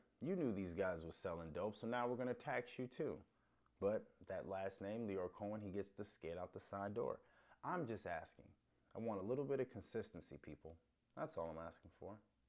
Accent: Chicago, Illinois, United States; I was born on the South Side, raised on the South Side.

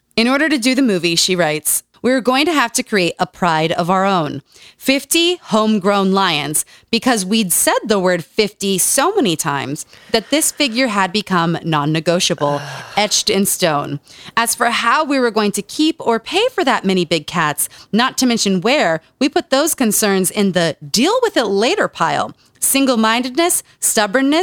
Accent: Utah, United States; Growing up in Utah.

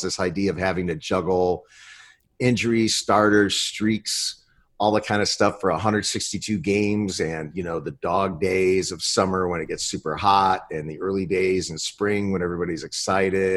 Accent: Cleveland, Ohio, United States; I grew up in the town they play for

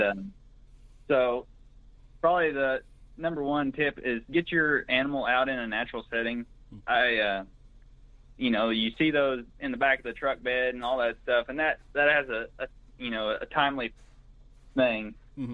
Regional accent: Greenfield, Oklahoma, United States; also born or lived in Watonga, Oklahoma; I'm originally from Blaine County. That's in the northwest part of the state, about 60 miles northwest of Oklahoma City, mm-hmm. a little town called Greenfield. Went to high school in Watonga

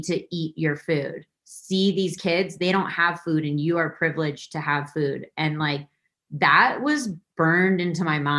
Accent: Santa Fe, New Mexico, United States; I grew up in Santa Fe, New Mexico

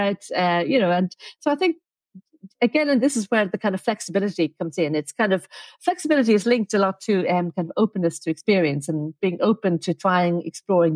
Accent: Dublin, Leinster, Ireland; also born or lived in Oxford; now in Adelaide, Australia; I grew up in Dublin

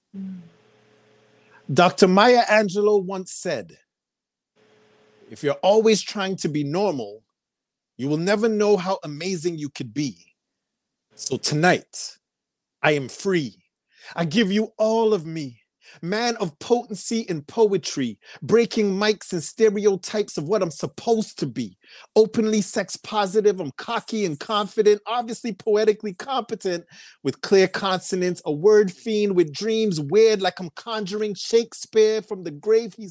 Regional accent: Toronto, Ontario, Canada; I'm also from Toronto, Canada

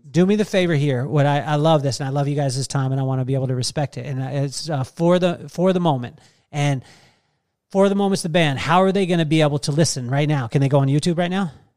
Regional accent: Central Coast, California, United States; I grew up in the Central Coast

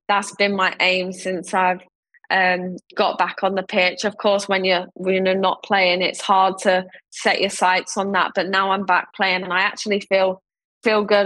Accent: London, United Kingdom; born or raised there

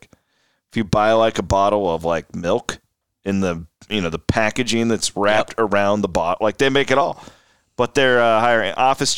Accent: Clarinda, Iowa, United States; just taking the program from Omaha down to the Ice House in Clarinda. My vision for this, now that is my hometown, the vision is that all of Southwest Iowa can kind of gather here.

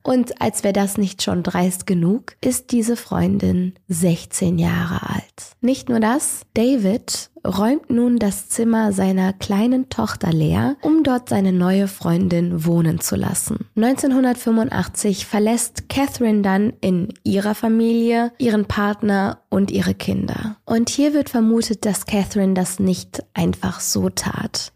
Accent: Rhineland, Germany; ich bin Rheinländerin, ich bin damit groß geworden

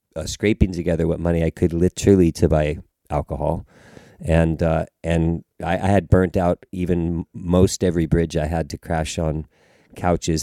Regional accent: Los Angeles, California, United States; moved away; also born or lived in Pasadena / Manhattan Beach; I was born and raised in Los Angeles

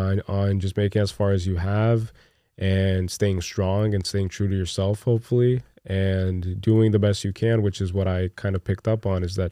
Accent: New Jersey, United States; also born or lived in Brazil; I grew up in Jersey. I grew up kind of like bouncing around all over the place, and then I eventually moved to Brazil again, but I experienced a lot of Christmases in Jersey, and it's fun.

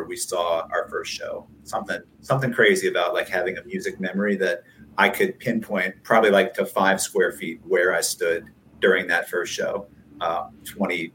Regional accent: Rockville, Maryland, United States; moved away; It's a hometown show. I grew up in Rockville

